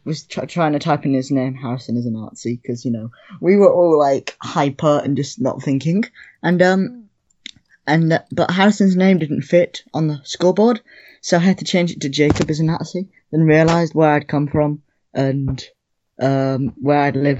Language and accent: English; England, United Kingdom; I don't come from Germany. I'm English, but I was posted there.